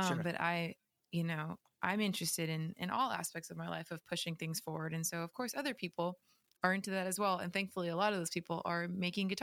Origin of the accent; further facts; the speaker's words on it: Orange County, California, United States; I grew up in Orange County